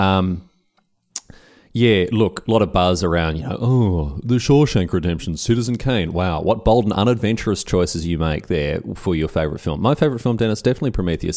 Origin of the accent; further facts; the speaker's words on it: Australia; moved away as an adult; now in Berlin, Germany; being Australian